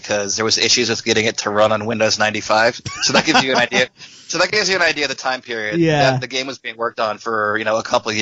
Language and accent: English; Philadelphia, Pennsylvania, United States; I grew up in Philadelphia